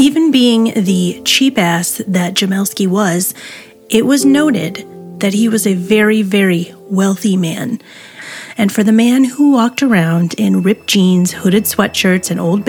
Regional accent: Syracuse area, New York, United States; in my own hometown

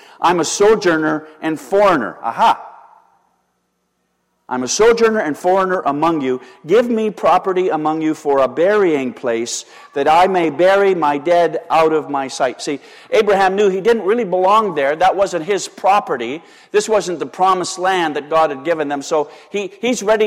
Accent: Canada; I'm a Canadian citizen

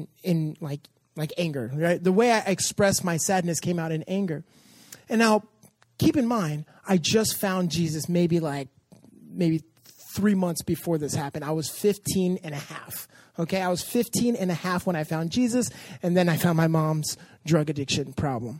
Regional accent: Los Angeles, California, United States; I grew up in Canoga Park, or Woodland Hills area

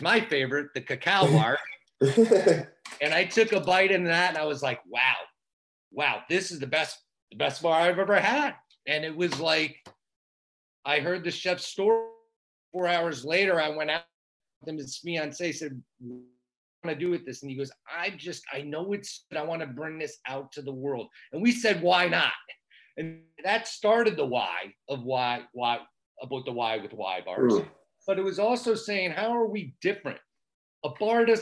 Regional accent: Michigan, United States; we're from Michigan.

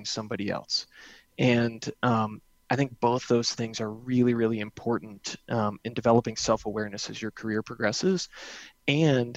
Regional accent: New Jersey, United States; also born or lived in New England; now in Denver, United States; I grew up in New Jersey, by the way, spent a lot of time in New England, and now I've lived in Denver twice

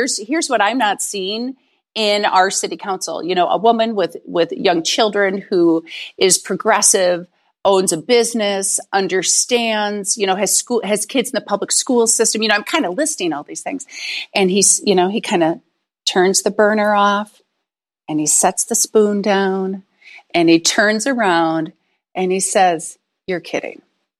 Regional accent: St. Paul, Minnesota, United States; I'm actually originally from St. Paul, Minnesota, and Duluth is 2 hours north of St. Paul, Minneapolis.

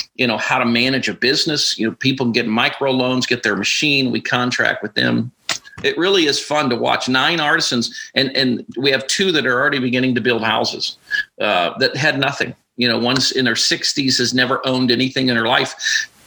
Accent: Alaska, United States; moved away as an adult; I was born and raised in Alaska.

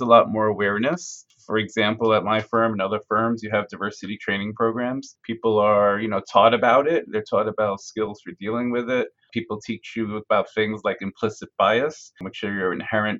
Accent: Farmingdale, New York, United States; also born or lived in Brooklyn, New York; I grew up in a town called Farmingdale on Long Island

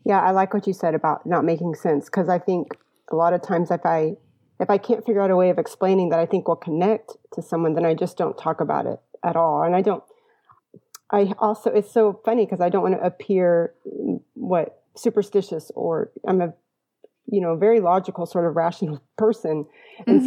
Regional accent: Sugar Land, Texas, United States; now in San Antonio, United States; I lived in Sugar Land when I was smaller. My mother's family's from Houston

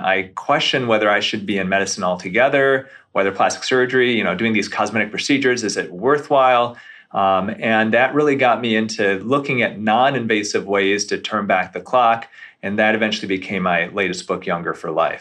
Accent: Grand Rapids, Michigan, United States; also born or lived in Beverly Hills, California; now in Detroit area, United States; I grew up near Grand Rapids

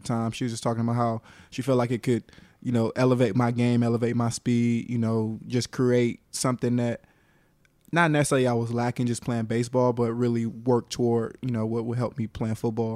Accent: Atlanta, Georgia, United States; also born or lived in Carrollton, Georgia / Cobb County, Georgia; born in Carrollton, raised in Atlanta, uh, you know, kicked it with all you guys over in Cobb when I moved up, up there, uh, I guess after my sixth grade year

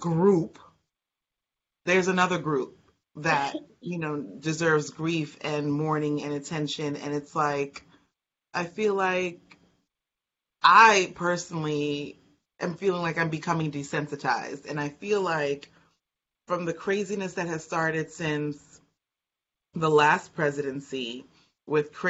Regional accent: United States; as an American

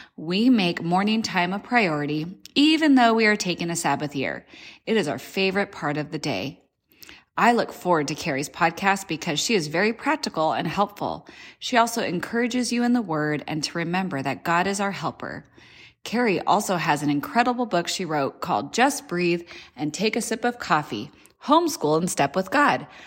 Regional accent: Monrovia, California, United States; moved away as an adult; now in Tennessee, United States; I am originally from Monrovia, California, but have recently moved to the beautiful state of Tennessee

